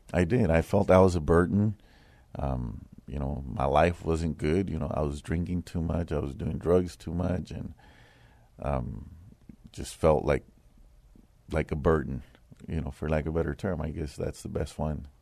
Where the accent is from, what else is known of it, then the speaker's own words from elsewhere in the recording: San Antonio, Texas, United States; I grew up here in San Antonio. I grew up in the west side of San Antonio